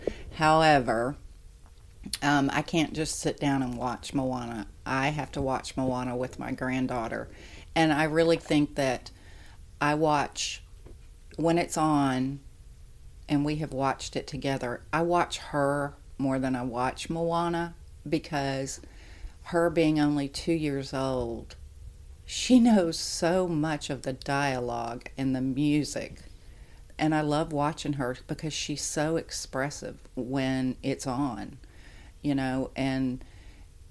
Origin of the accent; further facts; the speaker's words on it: the South, United States; I am from the South and I have very, very deep Southern roots